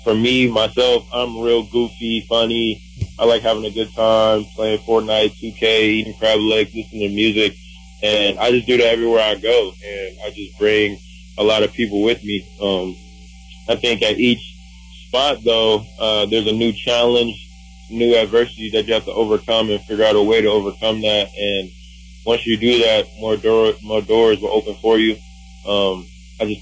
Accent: Milwaukee, Wisconsin, United States; I'm from Milwaukee

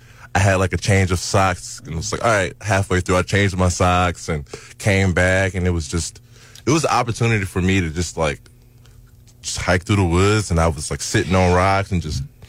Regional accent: Kansas City, Missouri, United States; I grew up in Kansas City, Missouri.

